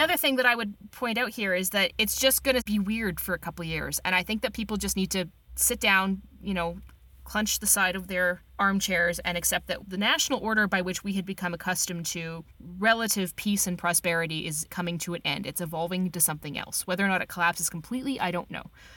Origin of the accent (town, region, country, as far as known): Canada